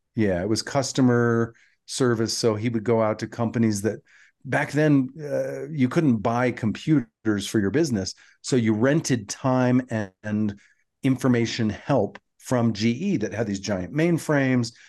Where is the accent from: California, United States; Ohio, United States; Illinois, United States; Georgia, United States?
Georgia, United States; Atlanta; moved away; growing up in Atlanta, my my junior high and high school years